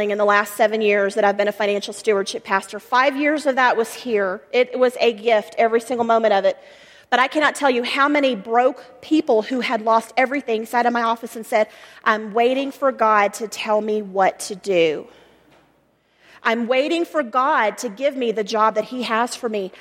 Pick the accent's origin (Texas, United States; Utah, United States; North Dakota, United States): Texas, United States; also born or lived in Colorado; now in Colorado Springs, United States; I'm from Texas